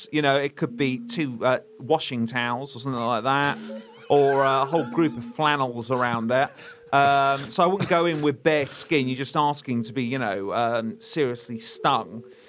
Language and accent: English; United Kingdom; It's not xenophobic because we're all British.